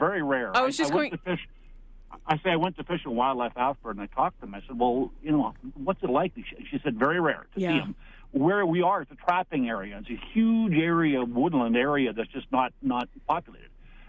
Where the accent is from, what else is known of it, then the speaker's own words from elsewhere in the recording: southern Manitoba, Canada; now in Edmonton, Canada; I grew up in southern Manitoba and spent time on a farm